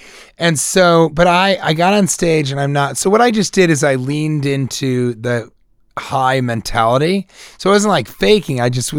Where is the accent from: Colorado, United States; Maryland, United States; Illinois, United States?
Colorado, United States; I'm from Colorado.